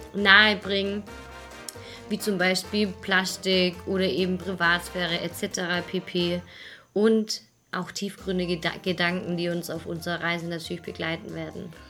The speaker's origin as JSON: {"language": "German", "area": "Swabia, near Stuttgart", "region": "Baden-Württemberg", "country": "Germany", "also_born_or_lived": "Munich", "moved": "as an adult", "said": "wir beide kommen aus dem Schwaberländle. Genau. aus der Nähe von Stuttgart, also eigentlich ja weiter unten noch, ein bisschen im Süden"}